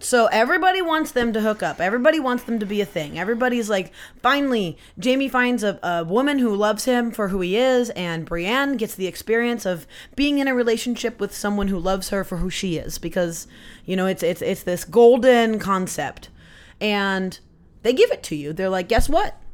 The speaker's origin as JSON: {"language": "English", "town": "Poulsbo", "region": "Washington", "country": "United States", "tie": "born or raised there", "said": "I grew up in Polesbo, which is just, it's on the Kitsap Peninsula"}